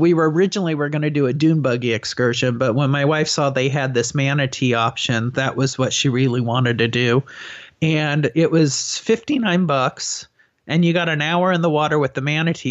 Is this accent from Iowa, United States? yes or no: no; San Diego, California, United States; I'm from San Diego